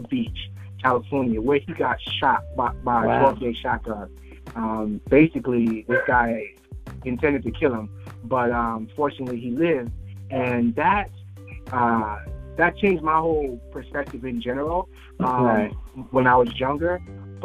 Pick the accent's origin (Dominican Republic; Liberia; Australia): Liberia; now in United States; I'm originally from Liberia